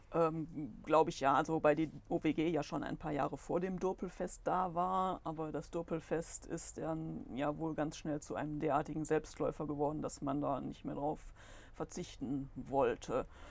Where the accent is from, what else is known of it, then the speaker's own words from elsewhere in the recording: Solingen, North Rhine-Westphalia, Germany; ich bin auch hier geboren. Damals war das ja auch noch möglich in der Lukas-Klinik